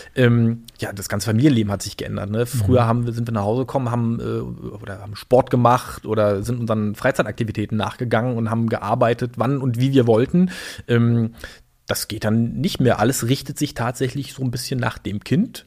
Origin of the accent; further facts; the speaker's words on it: Berlin, Germany; also born or lived in Chemnitz / Greifswald; Berlin groß geworden äh, in einer Plattenbausiedlung in Berlin-Hellersdorf